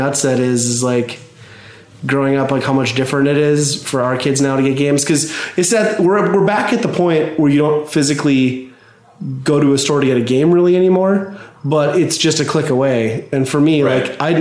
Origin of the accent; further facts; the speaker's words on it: Midwest, United States; When I was a kid, growing up in the Midwest in a small town, like 1,200 people